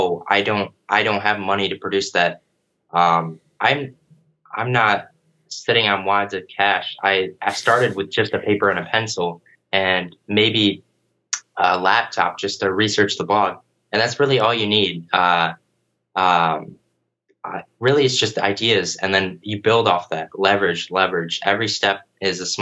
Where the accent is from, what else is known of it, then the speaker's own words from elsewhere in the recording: Sandusky, Ohio, United States; Sandusky, Ohio, which is my hometown